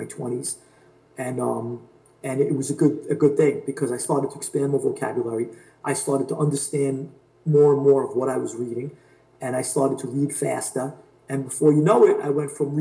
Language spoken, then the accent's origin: English; New York City, New York, United States; I grew up in Queens, so Flushing has a huge Chinese population